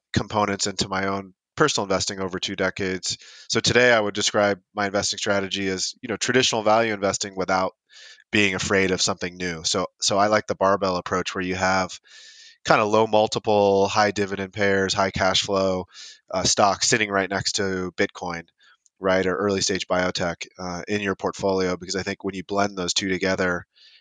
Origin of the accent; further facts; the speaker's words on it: San Diego, California, United States; I grew up in San Diego, California